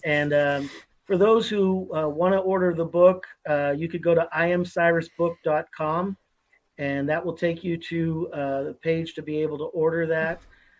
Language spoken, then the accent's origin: English; Pennsylvania, United States; I grew up in Pennsylvania. I know that's a big state.